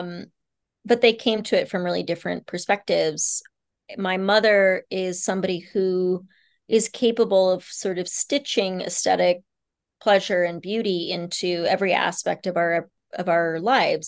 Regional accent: Kansas, United States; also born or lived in Bangkok, Thailand / Nepal; a Kansan girl

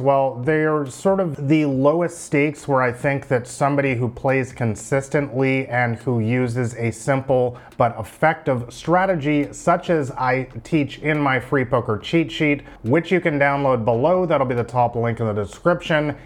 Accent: Vancouver, British Columbia, Canada; moved away as an adult; I'm from Vancouver, Canada

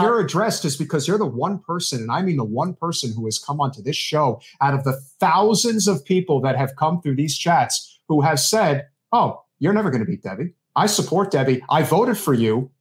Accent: New York City, New York, United States; being a New Yorker

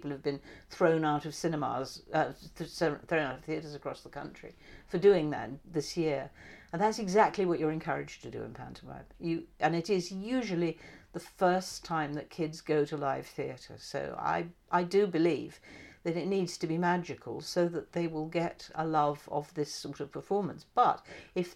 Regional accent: Christchurch, South West England, United Kingdom; I was brought up in Christchurch

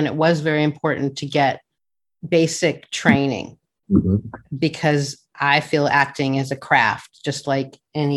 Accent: Denver, Colorado, United States; now in California, United States; I grew up in Denver in the suburbs

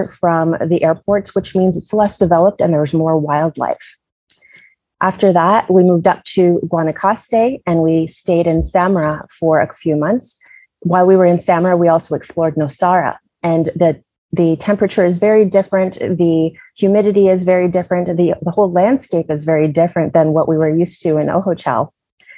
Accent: Canada; moved away as an adult; also born or lived in Oshawa, Ontario; now in Costa Rica; I'm a Canadian real estate investor

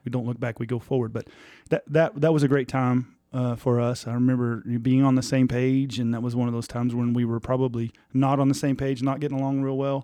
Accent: Tulia, Texas, United States; we're both from Tulia.

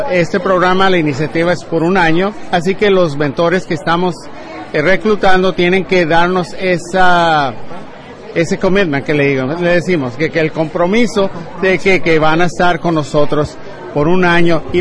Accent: Mexico; como los latinos somos, no estamos aquí para pedir limosna, estamos aquí para trabajar, a echarle, a echarle ganas, como decimos en mi México.

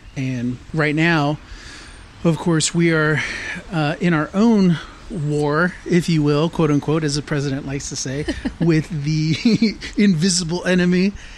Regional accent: San Antonio, Texas, United States; also born or lived in Laredo, Texas / Austin, Texas / Boulder, Colorado; I was born in Laredo, Texas, and then I moved up to San Antonio in about early 80s when I was five years old. So San Antonio is really the place that I call home.

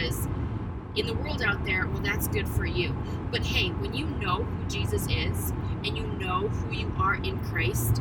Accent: North Dakota, United States; moved away; We are back in my home state.

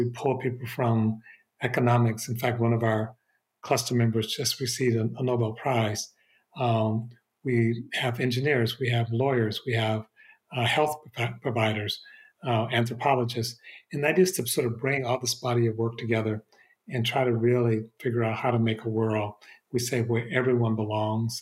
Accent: Detroit, Michigan, United States; now in Berkeley, United States; I'm from Detroit. My family is still in the Detroit area, and I'll be there over Thanksgiving. Michigan still feels like home, even though I haven't lived there for many years now

